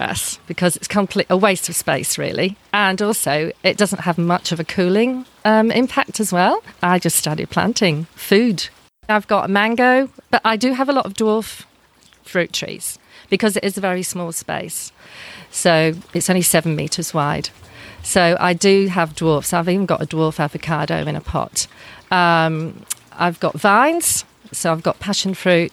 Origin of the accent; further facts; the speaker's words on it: England, United Kingdom; moved away as an adult; also born or lived in New Zealand; now in Narromburn, Australia; Way back when I grew up in England